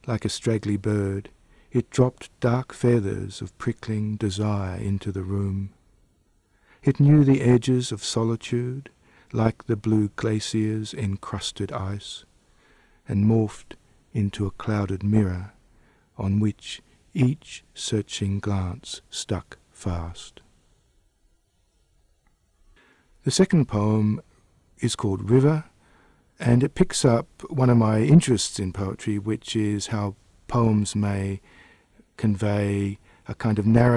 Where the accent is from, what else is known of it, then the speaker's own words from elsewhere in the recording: Perth, Western Australia, Australia; also born or lived in Adelaide, Australia; now in Canberra, Australia; I was born in Adelaide and then moved to Perth when I was 8 years old and moved to Canberra in 1990